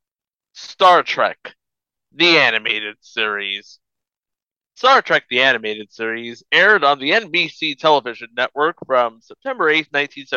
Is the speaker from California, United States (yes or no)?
yes; California, United States; when I was growing up in California